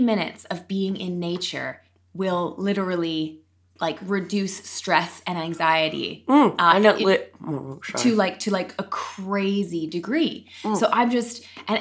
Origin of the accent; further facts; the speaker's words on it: Canada; I'm Canadian.